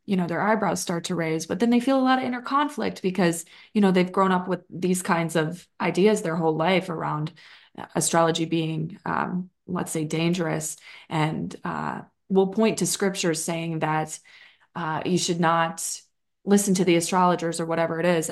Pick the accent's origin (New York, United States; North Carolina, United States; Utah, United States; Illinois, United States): Illinois, United States; Chicago; moved away as an adult; now in Austin, United States; I grew up in Chicagoland